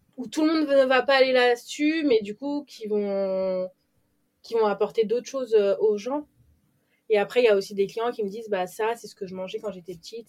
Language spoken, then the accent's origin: French; Paris, Île-de-France, France; moved away; je suis parisienne, je suis née à Paris et j'ai toujours vécu là-bas.